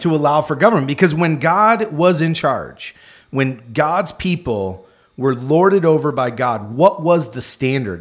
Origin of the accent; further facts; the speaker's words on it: United States; us as American Christians